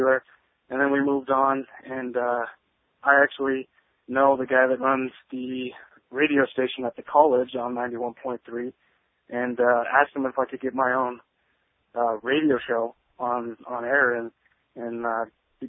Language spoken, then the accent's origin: English; Wyoming, United States; also born or lived in Utah; I was born in Utah, but I've lived in Wyoming my entire life.